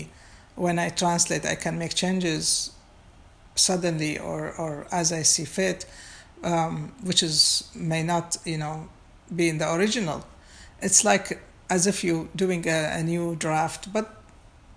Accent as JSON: {"language": "English", "town": "Baghdad", "region": "Baghdad Governorate", "country": "Iraq", "tie": "born or raised there", "moved": "yes", "said": "I was born and raised in Baghdad"}